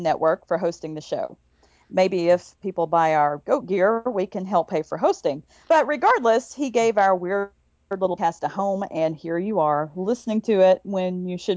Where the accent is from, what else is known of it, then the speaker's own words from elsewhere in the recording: the South, United States; I grew up in the South, and most people around here know that spooks and haints and spirits are just kind of a fact of life